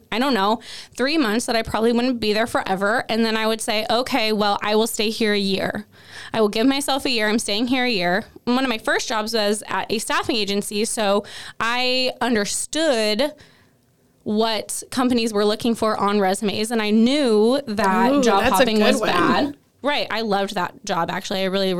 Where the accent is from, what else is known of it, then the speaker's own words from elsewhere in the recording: Toutle, Washington, United States; I was actually born and raised in Cowlitz County